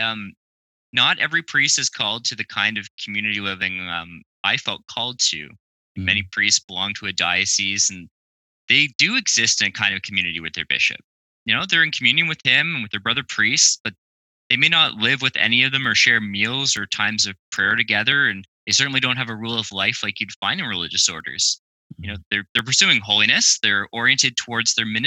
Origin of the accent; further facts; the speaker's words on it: Ottawa, Ontario, Canada; I was born and raised in Ottawa, Ontario, Canada.